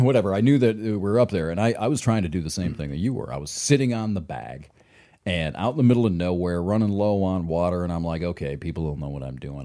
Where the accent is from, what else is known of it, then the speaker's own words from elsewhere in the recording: Michigan, United States; I'm from Michigan